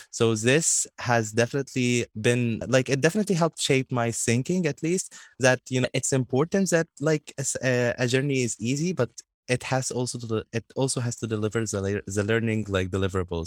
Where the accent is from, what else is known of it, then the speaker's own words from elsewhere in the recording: Egypt; in my hometown, like, I continue being an ambassador for the World Literacy Foundation and continue teaching kids.